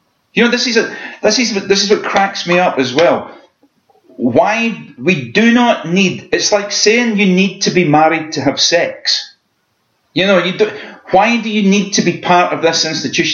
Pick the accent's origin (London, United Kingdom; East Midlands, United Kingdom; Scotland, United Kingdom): Scotland, United Kingdom; what it means to be Scottish